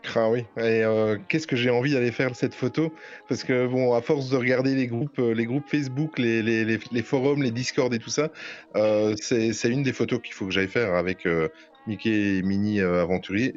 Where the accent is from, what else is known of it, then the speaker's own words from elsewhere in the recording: Belgium; accent: Belgian; j'ai juste l'accent belge